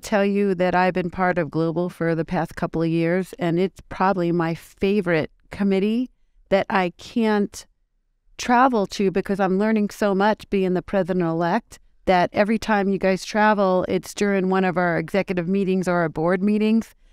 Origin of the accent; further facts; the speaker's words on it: New York, United States; accent: New York; my New York accent